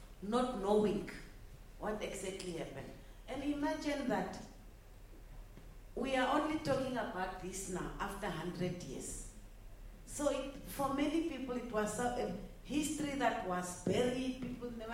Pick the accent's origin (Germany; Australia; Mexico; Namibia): Namibia; I'm a Herero, and I'm coming from Namibia.